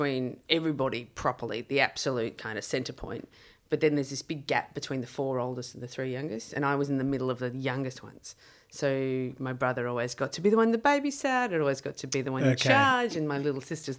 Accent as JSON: {"language": "English", "town": "Wagga Wagga", "region": "New South Wales", "country": "Australia", "tie": "born or raised there", "said": "I grew up in Wagga Wagga."}